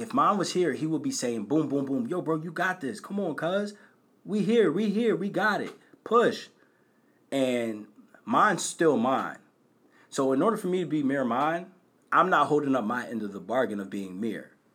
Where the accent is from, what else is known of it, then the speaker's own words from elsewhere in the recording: Bristol, Pennsylvania, United States; I'm from Bristol.